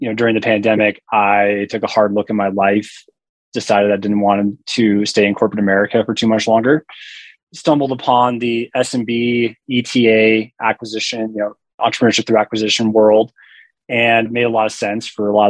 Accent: Front Range of Colorado, United States; also born or lived in Denver, Colorado; I'm from Colorado, grew up in the Front Range of Colorado

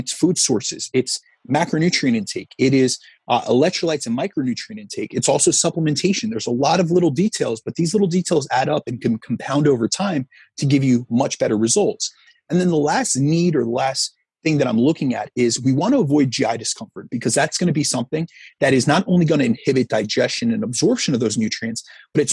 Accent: Northeast, United States; I'm from the Northeast

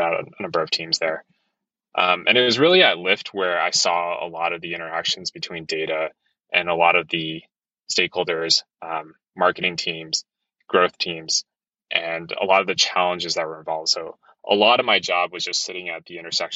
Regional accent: East Coast, New Jersey, United States; moved away as an adult; also born or lived in Hong Kong; now in San Francisco, United States; I'm originally from the East Coast. Super cold winters, didn't want to be in New Jersey

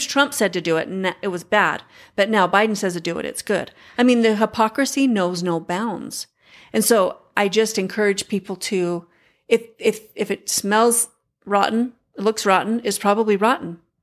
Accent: United States; As an American

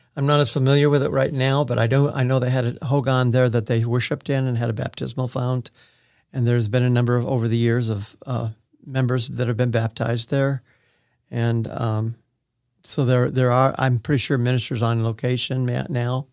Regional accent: Manhattan Beach, California, United States; moved away as an adult; also born or lived in Oregon; now in Independence, United States; before I started school, I was at Manhattan Beach, California, and that's where I started kindergarten

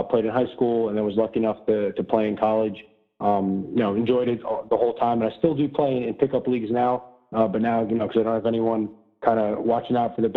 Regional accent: Paramus, New Jersey, United States; moved away as an adult; also born or lived in Munich, Germany / Elmwood Park, New Jersey; now in Boston, United States; we lived in Elmwood Park for probably around 6 or 8 years, and then we moved to Paramus

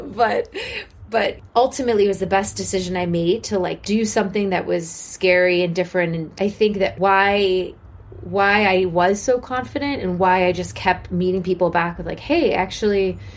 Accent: Washington, District of Columbia, United States; I grew up in Washington, D.C. to two parents who were very politically active

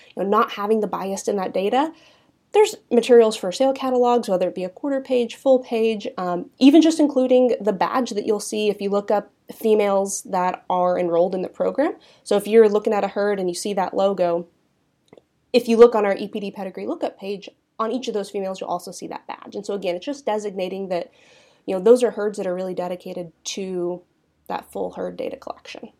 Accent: Southeast Kansas, United States; also born or lived in Manhattan, Kansas; I'm originally from an Angus seed stock operation, um, in Southeast Kansas. grew up heavily involved in the National Junior Angus Association

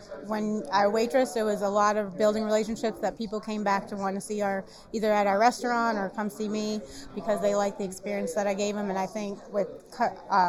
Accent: New York, United States; also born or lived in Texas; now in Louisville, United States; I'm actually from New York

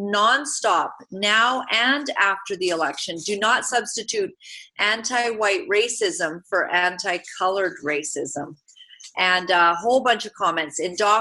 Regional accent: Uganda; moved away; I was born in Uganda, East Africa.

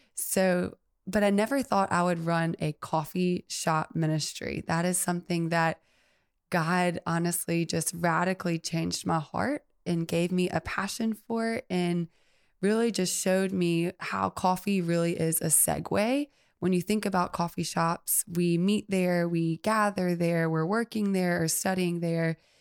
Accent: Mobile, Alabama, United States; also born or lived in Birmingham, Alabama; I am born and raised in Mobile, Alabama

